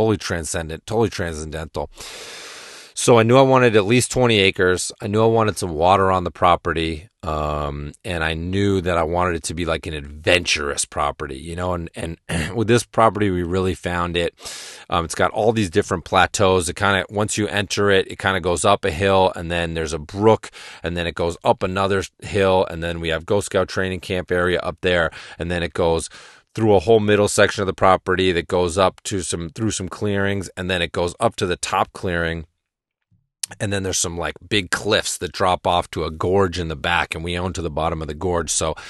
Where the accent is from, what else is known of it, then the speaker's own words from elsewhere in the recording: Massachusetts, United States; And where I grew up in Western Massachusetts now, the winters are much milder and much more tame, and I like a lot of snow.